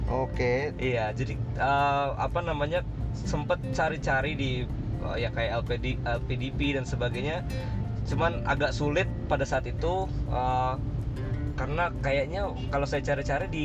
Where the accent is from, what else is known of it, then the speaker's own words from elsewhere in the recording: Jakarta, Indonesia; born there; gue lahir di Jakarta